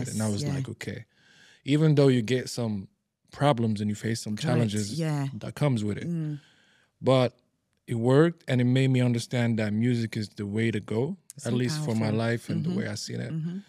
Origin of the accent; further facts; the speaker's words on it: Libya; also born or lived in Morocco / Italy; now in Dubai, United Arab Emirates; Born and raised in Libya.